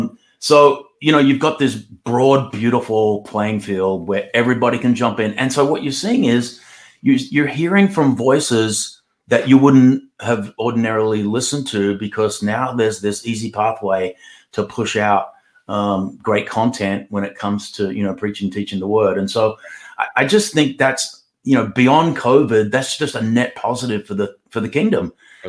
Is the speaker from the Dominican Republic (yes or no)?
no; Australia; now in United States; First place I ever preached when I came from Australia to the USA was in Missouri.